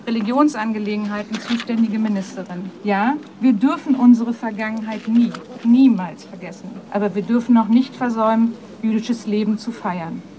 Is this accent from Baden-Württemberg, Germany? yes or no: no; Brandenburg, Germany; now in Potsdam, Germany; als Brandenburgerin